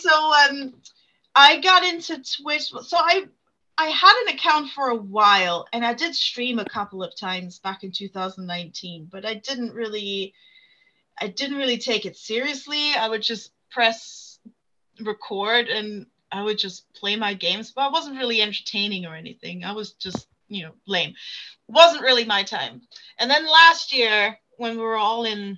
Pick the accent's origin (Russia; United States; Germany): Germany; moved away as an adult; now in United Kingdom; I was born in Germany, lived there for 23 years, and then moved to the UK